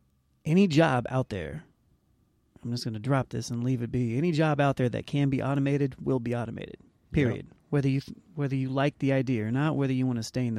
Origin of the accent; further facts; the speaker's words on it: Anderson, Indiana, United States; we grew up in Anderson.